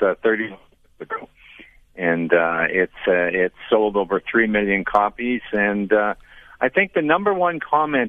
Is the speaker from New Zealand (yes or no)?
no; Canada; I'm from Canada